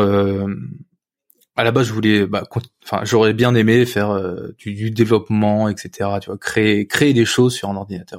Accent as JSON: {"language": "French", "area": "Picardy countryside, near Saint-Quentin", "region": "Hauts-de-France", "country": "France", "tie": "born or raised there", "said": "j'ai grandi dans la campagne picarde, à côté de, à côté de Saint-Quentin"}